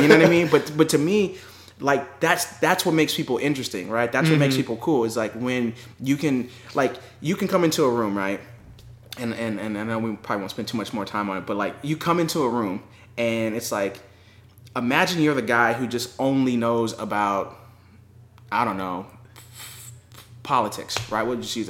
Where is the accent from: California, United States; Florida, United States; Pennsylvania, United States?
California, United States; also born or lived in Los Angeles / San Diego / Riverside; So I mean, I was born and raised in California.